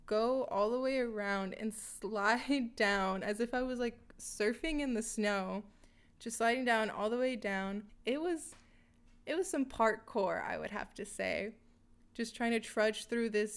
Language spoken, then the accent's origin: English; California, United States; moved away as an adult; now in Minnesota, United States; I'm from California, and I just moved to Minnesota for my job.